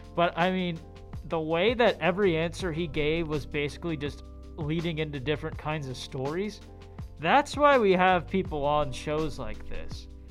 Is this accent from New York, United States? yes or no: no; Erie, Pennsylvania, United States; now in Pittsburgh, United States; I'm from from Erie